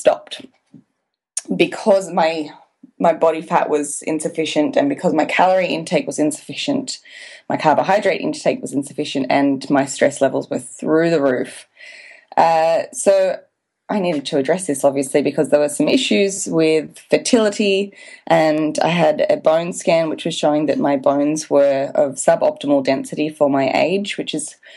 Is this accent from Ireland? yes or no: no; Australia; now in Wanaka, New Zealand; I am an Australian, but I'm living in Wanaka, New Zealand